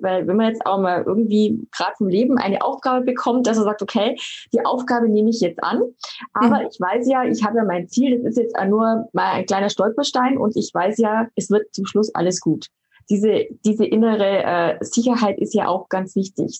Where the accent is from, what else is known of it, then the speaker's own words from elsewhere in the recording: Germany; bei uns in Deutschland